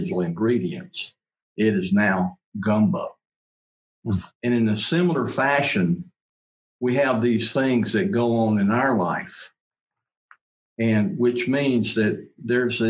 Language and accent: English; United States